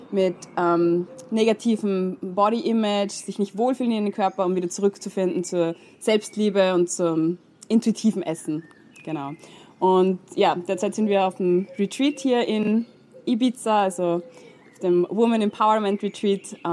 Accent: Austria; moved away; ähm, ich komme ursprünglich aus Österreich, habe ähm, dort dann studiert, Biologie

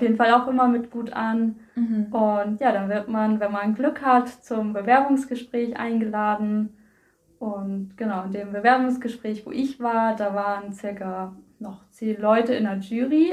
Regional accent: Koldenbüttel, Schleswig-Holstein, Germany; Ich komme aus Kolmüttel

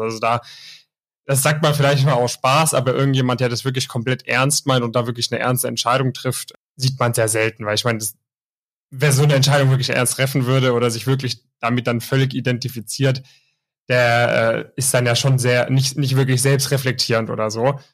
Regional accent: near Stuttgart, Baden-Württemberg, Germany; Ich komme auch aus der Nähe von Stuttgart

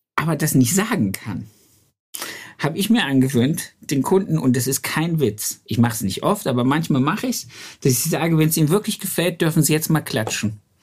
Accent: Germany; moved away as an adult; also born or lived in Hanover; bei uns im Harz

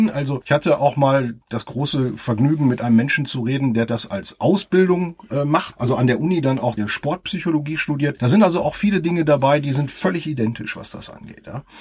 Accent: Essen, North Rhine-Westphalia, Germany; now in Kempen, Germany; Ich komme aus dem Ruhrgebiet mitten raus aus der wunderschönen Stadt Essen und wohne jetzt mit meiner Familie am Niederrhein in Kempen und das auch schon eine etwas längere Zeit.

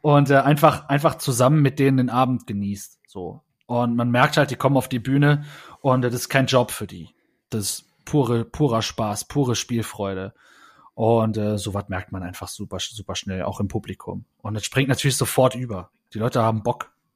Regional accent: Saarland, Germany; wir waren vorher eigentlich so eine Jugendzentrum-Band äh, bei uns im Saarland

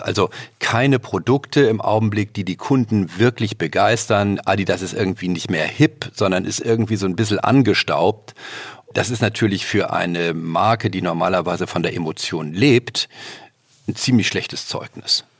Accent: Northern Germany, Germany; als Norddeutscher

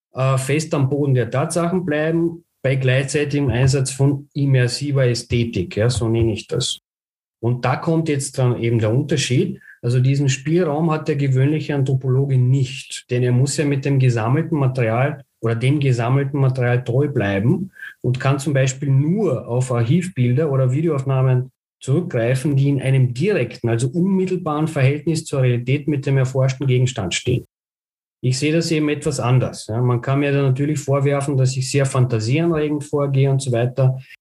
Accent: Bulgaria; moved away; ich bin gebürtiger Bulgar und daher auch mein Bezug zu Sofia

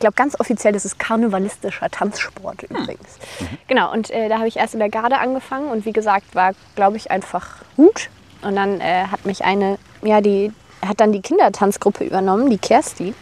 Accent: Bonn, North Rhine-Westphalia, Germany; moved away; also born or lived in Tanzania; ich komme aus Bonn, aus dem Rheinland

